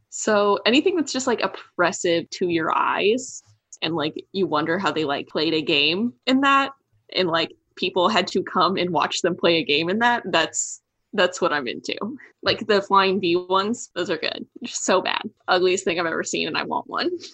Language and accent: English; Kansas City, United States; I'm from Kansas City